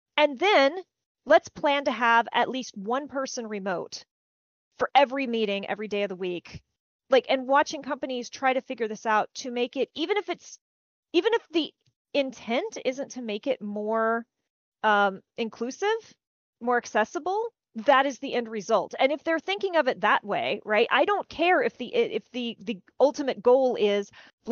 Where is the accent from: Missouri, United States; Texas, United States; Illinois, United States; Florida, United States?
Texas, United States; small-town; accent: Southern; I grew up in small-town Texas